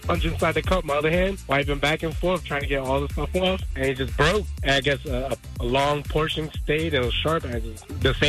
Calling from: Orange Park, Florida, United States; I'm calling from Orange Park.

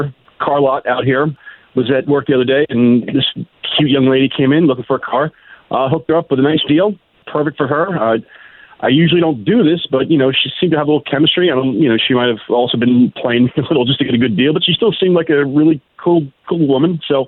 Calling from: Apopka, Florida, United States; I'm calling from Apopka.

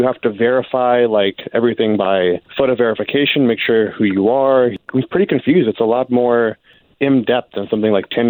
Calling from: St. Cloud, Minnesota, United States; Hey, man, call from St. Cloud.

